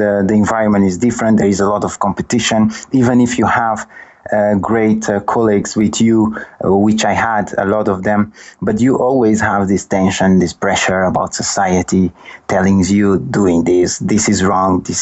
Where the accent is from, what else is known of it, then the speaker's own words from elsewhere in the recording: Sal, Cape Verde; moved away as an adult; also born or lived in London, United Kingdom; now in Lisbon, Portugal; I'm from Cabo Verde. I burn in Cape Verde, in Sal, precisely